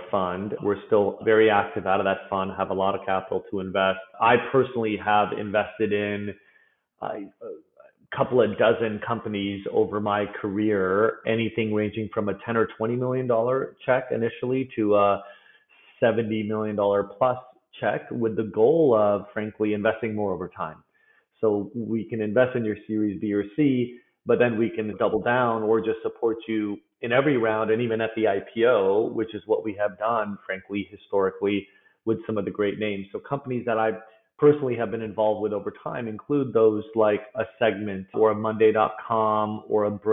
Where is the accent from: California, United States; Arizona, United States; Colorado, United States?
California, United States; Bay Area; I was born and raised in the Bay Area